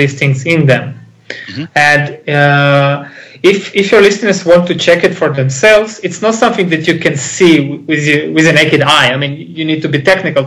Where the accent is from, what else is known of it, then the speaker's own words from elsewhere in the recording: Israel; English is a second language; I'm Israeli